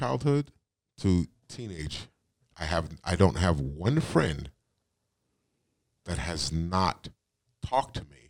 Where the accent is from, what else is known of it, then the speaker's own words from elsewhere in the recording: New York City, New York, United States; also born or lived in Richmond, California, United States; now in Northeast Wisconsin, United States; I grew up in Brooklyn, New York, and in the northern California. So the Oakland, the Bay Area, San Francisco area, California. A little town called Richmond.